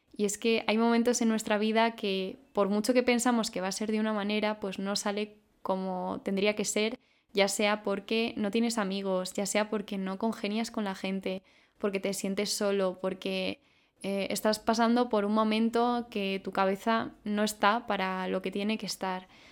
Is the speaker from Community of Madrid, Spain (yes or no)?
yes; Madrid, Community of Madrid, Spain; soy de Madrid